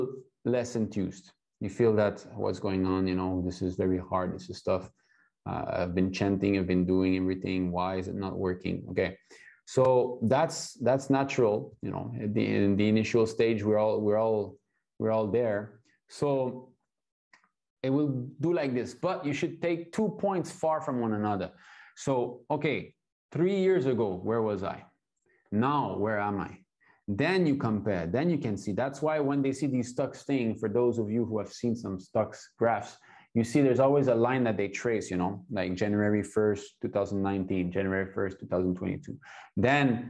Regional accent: Montreal, Quebec, Canada; now in China; I was born in ISKCON in Montreal

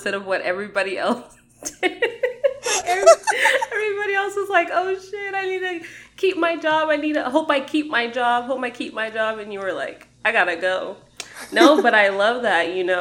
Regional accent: Las Vegas, Nevada, United States; also born or lived in Ohio; I'm from Vegas

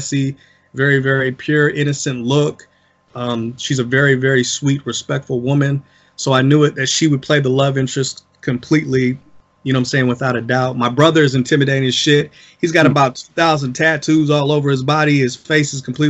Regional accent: South Bend, Indiana, United States; I'm from South Bend, Indiana. I'm from the same places as everybody else around the city

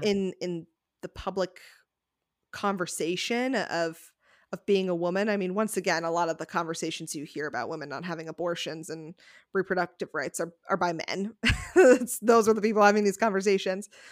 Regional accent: Connecticut, United States; Rebecca and I grew up in Connecticut

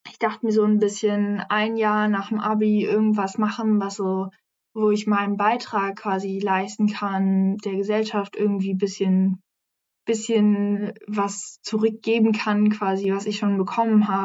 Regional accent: Frankfurt am Main, Hesse, Germany; now in Hamburg, Germany; Ich komme eigentlich aus Frankfurt am Main, aber bin halt hier eben hergezogen.

